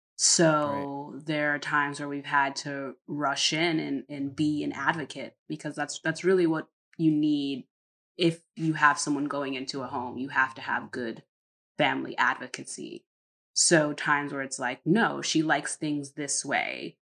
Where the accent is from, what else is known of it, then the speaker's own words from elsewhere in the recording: Connecticut, United States; moved away as an adult; also born or lived in North Carolina; now in Netherlands; we're from Connecticut, but my mother and all of them moved to North Carolina